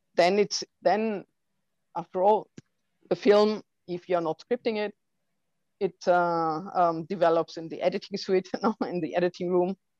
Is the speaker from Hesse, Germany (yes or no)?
no; Heilbronn, Baden-Württemberg, Germany; I'm coming from Germany